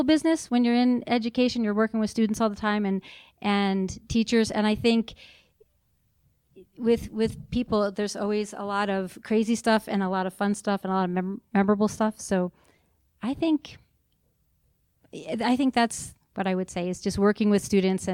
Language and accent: English; New York, United States; moved away as an adult; now in Utah, United States; I grew up in New York and went to college in New York